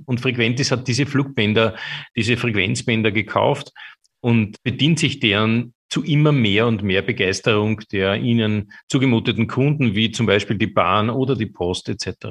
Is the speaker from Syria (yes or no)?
no; Austria; bei uns in Österreich